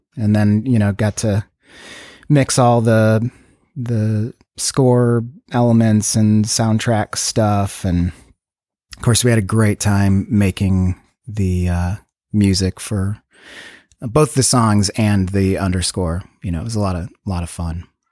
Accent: Chicago suburbs, Illinois, United States; now in Los Angeles, United States; I grew up in Chicago suburbs

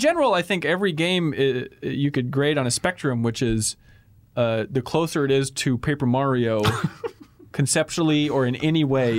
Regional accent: Wilmer, Minnesota, United States; I grew up in Minnesota, like 100 miles west of here near the town of Wilmer. By here, I mean Minneapolis is where we're streaming from.

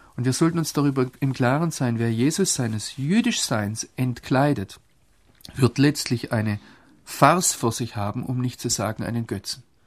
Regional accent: Germany; ich Deutscher bin

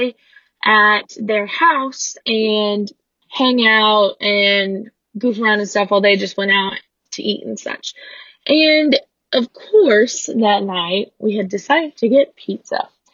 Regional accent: Louisville, Kentucky, United States; I'm from Louisville, Kentucky

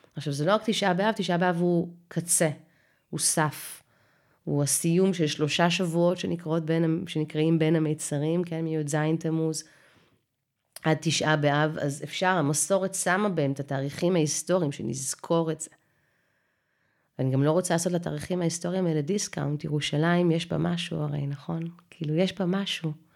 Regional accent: Israel; ואנחנו מדברים עברית תקנית ואוהבים את התנ"ך כי אנחנו ישראלים

